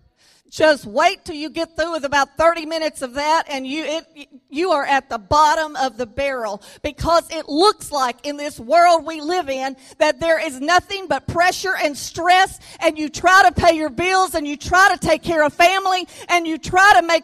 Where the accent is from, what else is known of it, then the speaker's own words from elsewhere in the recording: Louisiana, United States; now in Arkansas, United States; I was born in Louisiana. I may have to say that I live in Arkansas, but I am from Louisiana